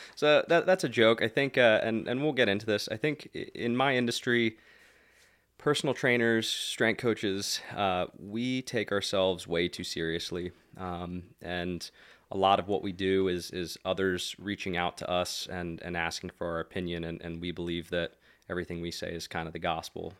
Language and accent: English; Lebanon, Pennsylvania, United States; I grew up, uh, in Lebanon. Um, I went to Elko, so we were that Shapers Town area